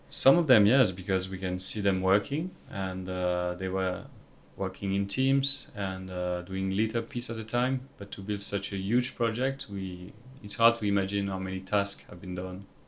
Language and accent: English; France; I'm from France.